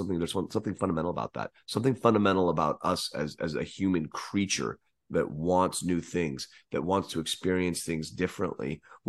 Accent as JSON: {"language": "English", "region": "California", "country": "United States", "said": "I am from Northern California, you son of a."}